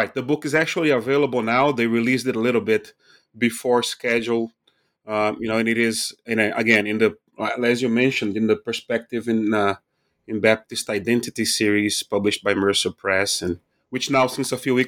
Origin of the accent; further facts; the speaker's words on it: Recife, Pernambuco, Brazil; moved away; I'm originally from Recife, Brazil. I was born when the dictatorship was still in place there.